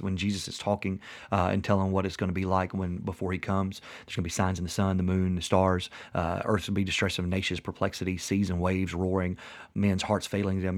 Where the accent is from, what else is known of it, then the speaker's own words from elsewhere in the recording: West Tennessee, United States; we live in West Tennessee